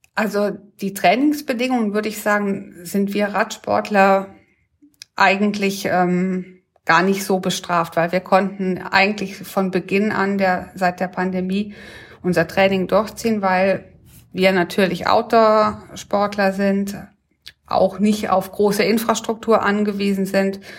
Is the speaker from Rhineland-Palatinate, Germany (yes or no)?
yes; Ettringen, Rhineland-Palatinate, Germany; in Ettringen groß geworden.